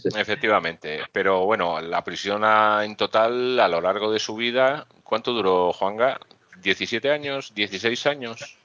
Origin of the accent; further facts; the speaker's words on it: Mallorca, Balearic Islands, Spain; also born or lived in Madrid; now in Gran Canaria, Spain; Que soy isleño de toda la vida, que soy de Mallorca